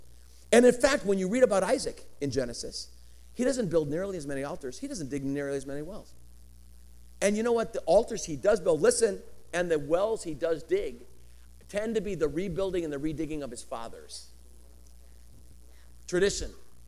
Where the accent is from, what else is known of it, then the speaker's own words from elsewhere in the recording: Colorado, United States; now in California, United States; I come from Colorado.